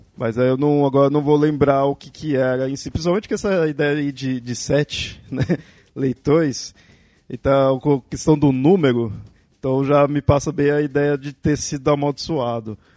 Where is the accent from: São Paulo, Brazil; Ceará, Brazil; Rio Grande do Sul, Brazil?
São Paulo, Brazil; Eu sou aqui de São Paulo, da, da capital aqui do estado